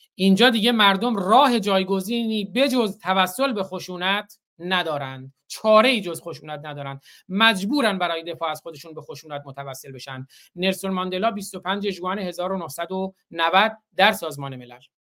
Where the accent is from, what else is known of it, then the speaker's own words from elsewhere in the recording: Iran; now in United States; به عنوان یک ایرانی آمریکایی به عنوان یک ایرانی آمریکایی